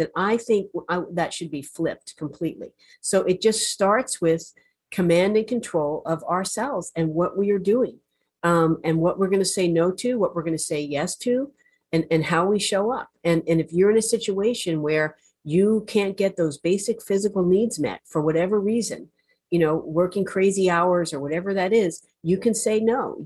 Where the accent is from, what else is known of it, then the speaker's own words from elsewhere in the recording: New Jersey, United States; I'm from New Jersey